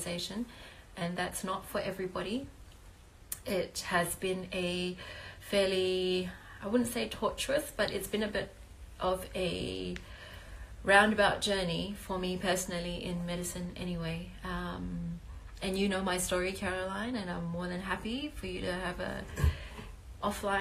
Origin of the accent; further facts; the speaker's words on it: Malaysia; also born or lived in Adelaide, Australia; now in Melbourne, Australia; I am originally from Malaysia